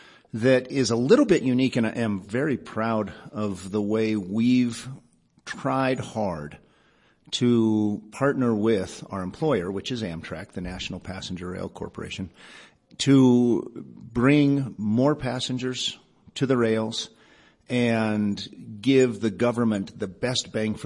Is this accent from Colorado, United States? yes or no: yes; Boulder, Colorado, United States; also born or lived in Iowa City, Iowa / Denver, Colorado; I grew up in first Denver over at Lowry, and then Dad opened a dental practice in 1966 in Boulder. And I spent the rest of my youth growing up in Boulder